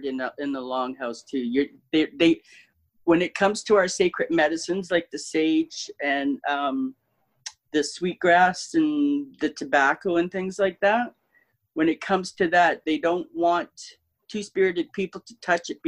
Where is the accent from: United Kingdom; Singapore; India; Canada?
Canada; Manitoba; I'm Métis. I'm a Red River Métis. I'm from Manitoba